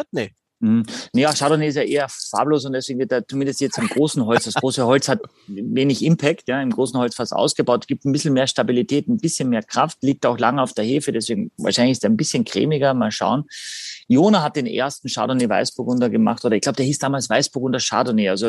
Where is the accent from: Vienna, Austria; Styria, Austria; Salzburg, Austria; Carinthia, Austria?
Carinthia, Austria; Es gibt auch einen Ort tatsächlich in meiner Heimat Kärnten, ganz im Norden, am Großglockner, der heißt Heiligen Blut.